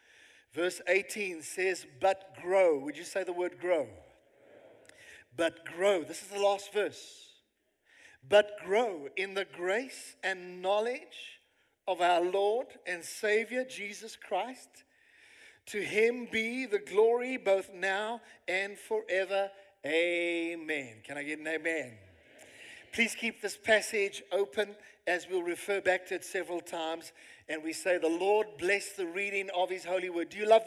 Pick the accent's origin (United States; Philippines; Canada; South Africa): South Africa; you can actually these days put on your CV that I have lived in South Africa, you know? Hardcore, I'm a South African.